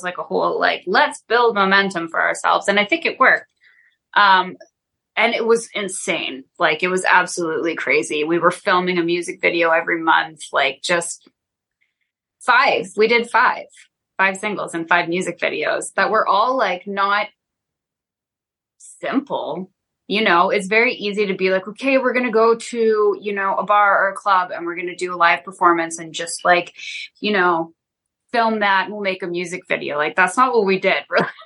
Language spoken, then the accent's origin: English; Wisconsin, United States; we're from Wisconsin.